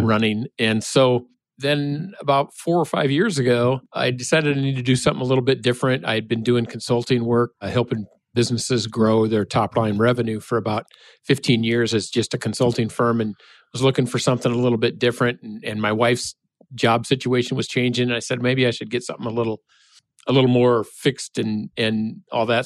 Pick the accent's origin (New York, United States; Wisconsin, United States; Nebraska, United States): Nebraska, United States; now in Minnesota, United States; I'm from Nebraska